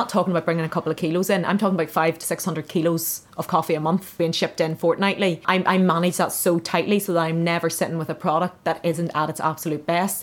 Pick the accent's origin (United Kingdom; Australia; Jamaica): United Kingdom; Belfast, Northern Ireland; moved away as an adult; also born or lived in Denmark; I'm from Belfast